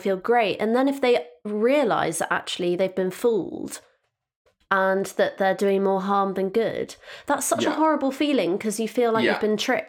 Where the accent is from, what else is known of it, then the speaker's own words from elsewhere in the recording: Devon, South West England, United Kingdom; I'm from Devon